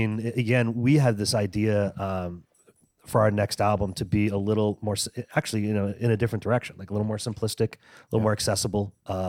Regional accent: Texas, United States; I grew up in Texas, so it was … yeah. diet.

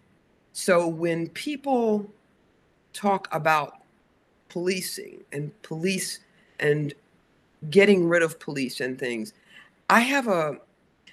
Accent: the South, United States; I was born in 1950 in the South. So I was born into segregation. In 1956, right after Brown versus the Board of Education, I entered an all-white school system

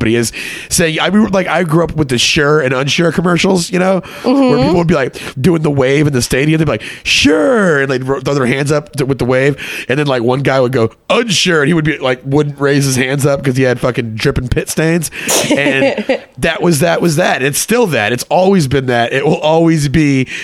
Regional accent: Texas, United States; moved away as an adult; also born or lived in Connecticut; I grew up in Texas

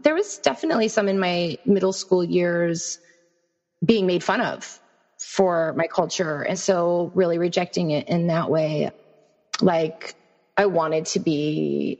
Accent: south of Buffalo, New York, United States; I grew up south of Buffalo in New York

